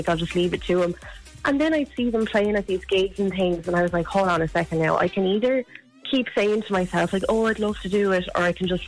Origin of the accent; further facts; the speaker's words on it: Wexford, Leinster, Ireland; Do you know what, right? You laugh at me. I'm actually from Wexford, right?